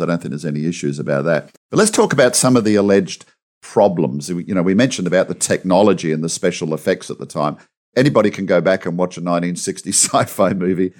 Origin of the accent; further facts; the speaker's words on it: Australia; I'm an Aussie.